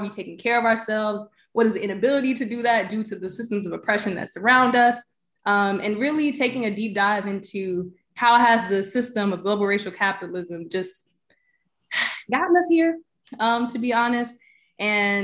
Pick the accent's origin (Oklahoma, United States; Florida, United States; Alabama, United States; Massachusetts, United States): Alabama, United States; Birmingham; I grew up in Birmingham, though, so I claim it